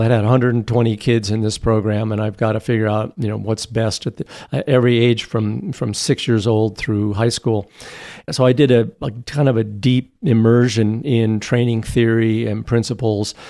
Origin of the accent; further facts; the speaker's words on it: Boulder, Colorado, United States; I grew up in Boulder, Colorado.